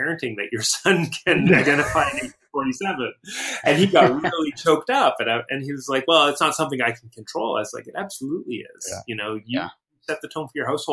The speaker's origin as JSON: {"language": "English", "town": "Battleford", "region": "Saskatchewan", "country": "Canada", "tie": "born or raised there", "said": "I'm from a small town in Saskatchewan, which is Saskatchewan's the province in the middle of Canada that's shaped like a big door. It's a big rectangle. And my town is, if there was a doorknob on the left, that's kind of where Battleford is"}